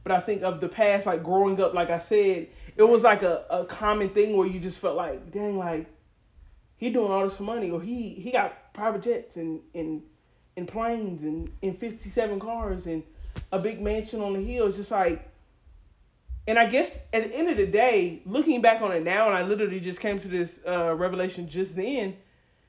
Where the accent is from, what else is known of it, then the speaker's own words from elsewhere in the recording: Atlanta, Georgia, United States; we're from Atlanta, so we would see it being done in our community